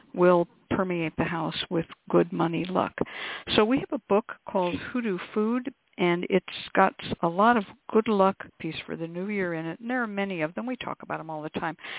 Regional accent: West Coast, United States; I grew up on the West Coast, and I was taught to burn red onion skins immediately that you peel them off the onion

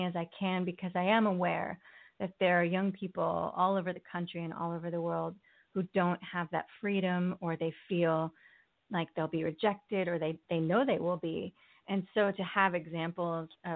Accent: Connecticut, United States; moved away as an adult; also born or lived in Port Chester, New York / California; now in New York City, United States; I did grow up in the New York area. I was born in Port Chester, New York, and I lived in various parts of Connecticut.

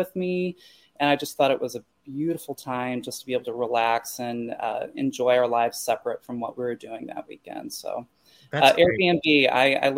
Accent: Festus, Missouri, United States; also born or lived in St. Louis, Missouri; I'm from Missouri, Jefferson County. So there's a place called Festus

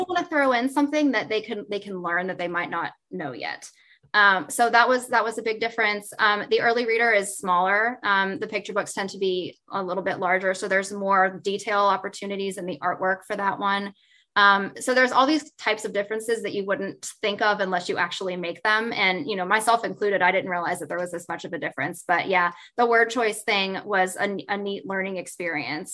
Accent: West Virginia, United States; I'm from West Virginia

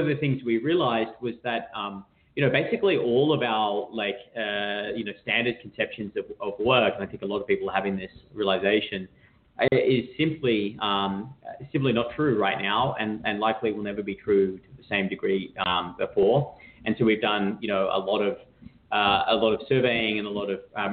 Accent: Australia; now in San Francisco, United States; I'm Australian. If anyone's wondering where that funny accent is from, I'm not native to San Francisco.

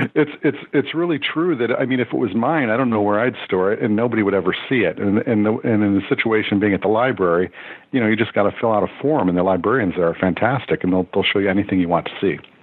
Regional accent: Western New York State, United States; also born or lived in Michigan; I was born in Michigan, but my family had moved away to Western New York State by then

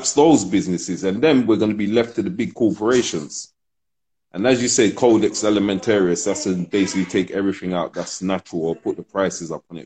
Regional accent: London, United Kingdom; also born or lived in Ghana; I'm born in London, but I'm Ghanaian

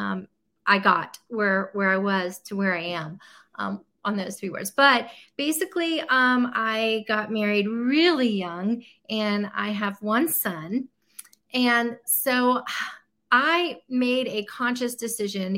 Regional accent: Tampa, Florida, United States; moved away as an adult; now in Nashville, United States; I'm from Tampa, Florida

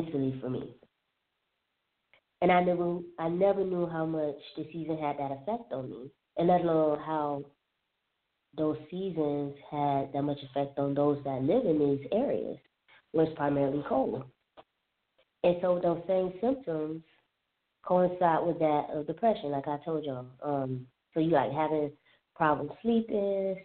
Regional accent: Alabama, Florida, the South, United States; moved away as an adult; also born or lived in Southern California; now in Washington, D.C., United States; I grew up primarily in the South, Alabama, Florida

